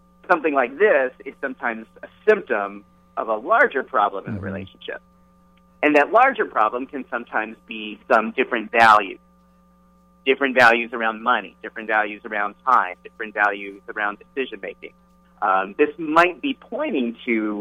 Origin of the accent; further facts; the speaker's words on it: California, United States; I come from California, right? And I grew up in the 70s and 80s